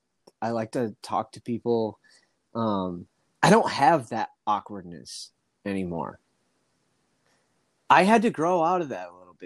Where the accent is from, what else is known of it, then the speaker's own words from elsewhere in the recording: Midwest, United States; now in Los Angeles, United States; Because I grew up in the Midwest and there's nothing there.